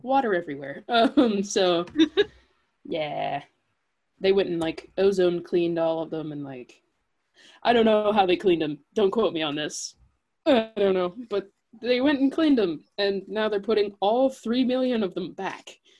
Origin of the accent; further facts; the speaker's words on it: Kansas City, United States; moved away as an adult; now in Manhattan, Kansas, United States; That's where I grew up